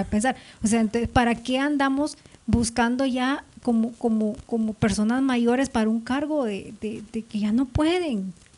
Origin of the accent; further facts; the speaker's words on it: El Salvador; now in Guatemala; mi pueblo queda tan cerca de aquí, son tres horas